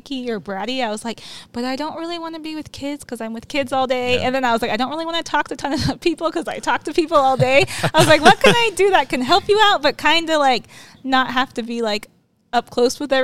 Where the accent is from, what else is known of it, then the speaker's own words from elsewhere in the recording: Moreno Valley, California, United States; now in Banning, United States; I grew up in Moreno Valley, so not super far from here.